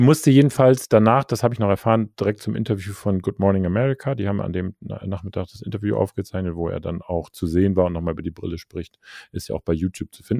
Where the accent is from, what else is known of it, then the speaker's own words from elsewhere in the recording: Germany; als Deutscher